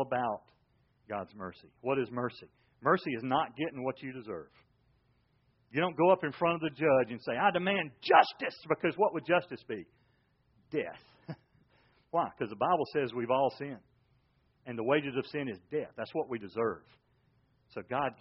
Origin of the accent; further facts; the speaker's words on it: Georgia, United States; I grew up in Georgia.